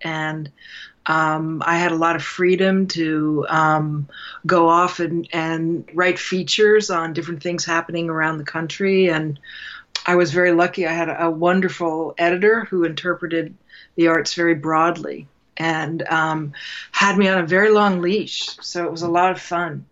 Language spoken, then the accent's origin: English; New York City, New York, United States; I, I'm from New York City